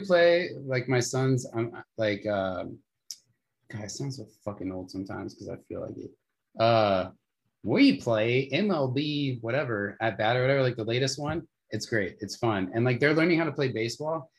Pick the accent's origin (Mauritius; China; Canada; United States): United States; Las Vegas, Nevada; now in Arizona, United States; I grew up in Vegas